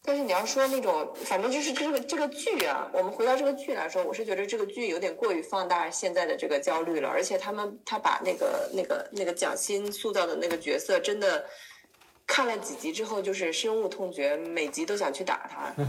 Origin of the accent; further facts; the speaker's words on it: Shandong, China; now in Beijing, China; 我老家是山东的，